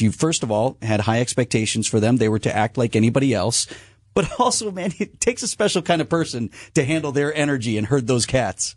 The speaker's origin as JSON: {"language": "English", "town": "Milwaukee", "region": "Wisconsin", "country": "United States", "tie": "born or raised there", "said": "as a person who grew up here"}